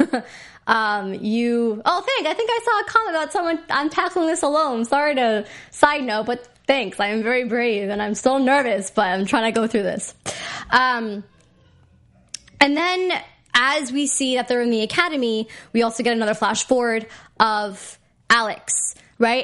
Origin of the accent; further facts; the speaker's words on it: India; me being Indian